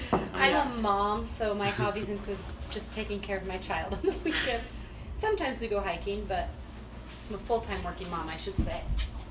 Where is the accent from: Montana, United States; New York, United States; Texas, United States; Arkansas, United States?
Montana, United States; moved away as an adult; now in Colorado, United States; Born and raised Montana. Moved to Colorado 5 years ago.